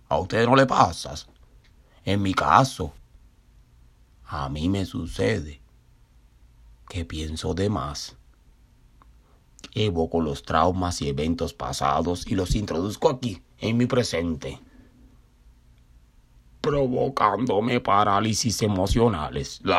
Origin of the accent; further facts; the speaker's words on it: Cuba; now in Brooklyn, United States; me recordó a una vecinita mía de mi pueblito natal allá en Cuba.